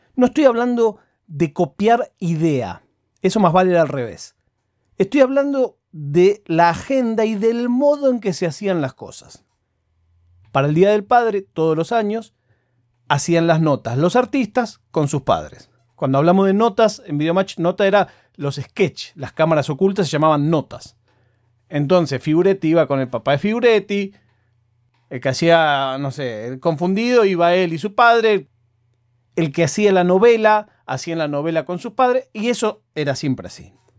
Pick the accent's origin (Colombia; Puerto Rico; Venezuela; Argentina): Argentina; yo soy argentino